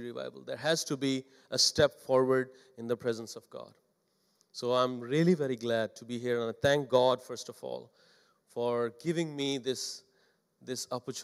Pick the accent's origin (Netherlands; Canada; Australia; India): India; English is a second language; moved away; as an Indian pastor